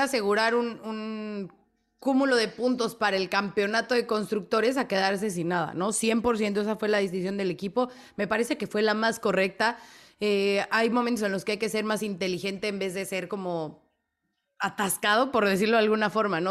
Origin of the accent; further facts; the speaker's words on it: Guadalajara, Jalisco, Mexico; now in Vancouver, Canada; de Guadalajara, Jalisco. Saludos desde Vancouver, Canadá